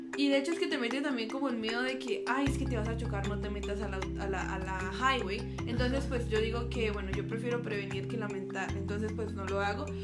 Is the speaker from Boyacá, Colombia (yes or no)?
yes; Duitama, Boyacá, Colombia; moved away; Yo soy de Colombia, como ella dice, yo soy de Boyacá, una región muy bonita de allá. Es un departamento, por así decirlo, un estado, pero soy de la ciudad de Uitama